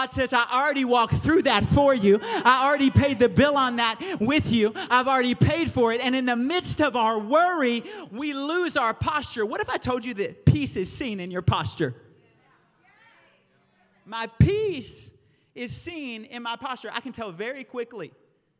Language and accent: English; the South, United States; I grew up in the South